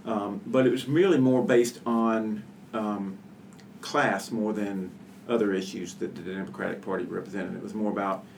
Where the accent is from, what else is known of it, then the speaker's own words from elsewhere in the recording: Georgia, United States; Well, I was raised mostly in Georgia, and my family was Democratic in their political leanings.